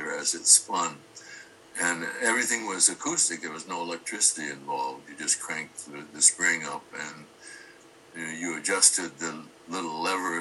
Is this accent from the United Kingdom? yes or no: no; Kirkland, Washington, United States; born or raised there; also born or lived in Othello, Washington